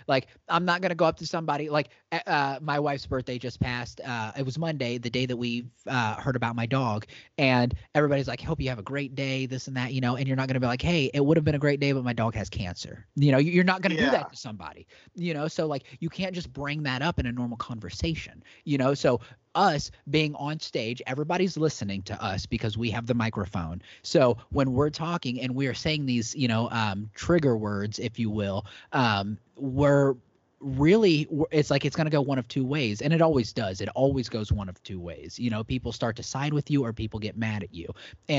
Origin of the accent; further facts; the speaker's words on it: Terre Haute, Indiana, United States; I was about 3 hours south of Chicago in Terre Haute, Indiana.